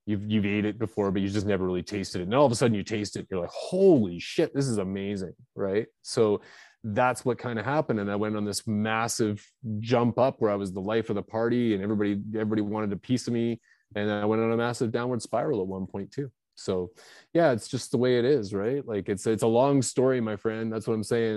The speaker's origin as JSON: {"language": "English", "region": "British Columbia", "country": "Canada", "also_born_or_lived": "Vancouver area, British Columbia", "lives_now": "Kelowna, Canada", "said": "now I'm from Canada. I'm up here in Kelowna, British Columbia, Canada."}